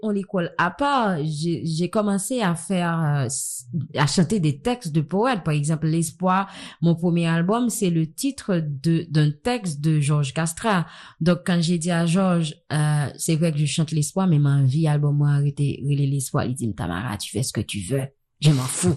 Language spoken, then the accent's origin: French; Haiti; j'ai grandi ici